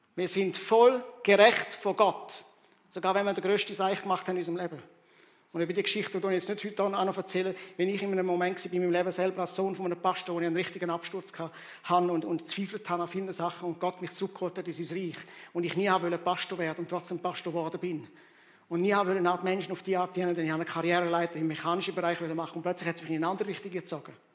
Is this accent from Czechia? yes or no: no; Rwanda; moved away; ich bin in Zentralafrika in Ruanda aufgewachsen